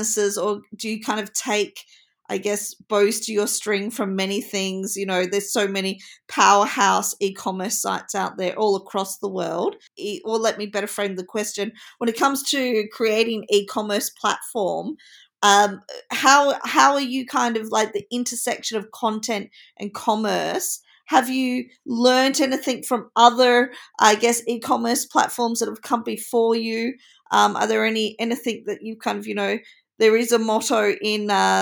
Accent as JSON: {"language": "English", "country": "Australia", "said": "I'm Australian"}